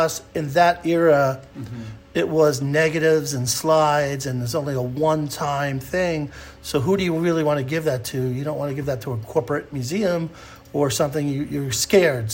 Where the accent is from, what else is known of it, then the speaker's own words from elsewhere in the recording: New York City, New York, United States; When I was growing up in New York City, it was an incredible place for music